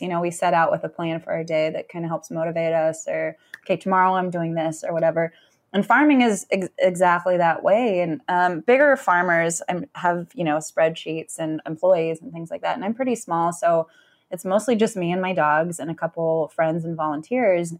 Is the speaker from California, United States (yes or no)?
yes; San Francisco, California, United States; moved away as an adult; now in Ann Arbor, United States; I grew up in Northern California